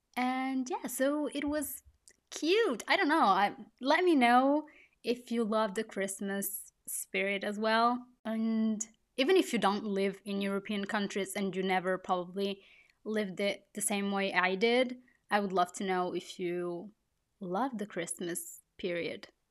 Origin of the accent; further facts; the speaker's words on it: Italy; I was born and I grew up in Italy